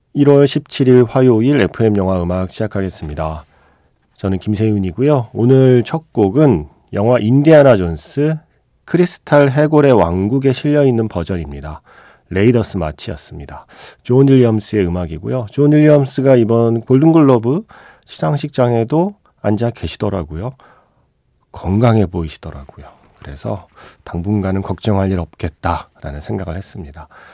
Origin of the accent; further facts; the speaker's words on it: South Korea; 제가 한국인이고 아시아인이라서